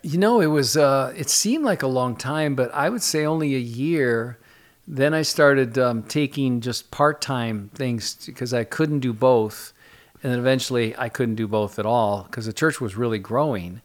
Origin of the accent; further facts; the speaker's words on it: Jackson, Michigan, United States; moved away as an adult; also born or lived in Southern California; now in New Jersey, United States; originally Michigan. I grew up in Michigan, went to Michigan State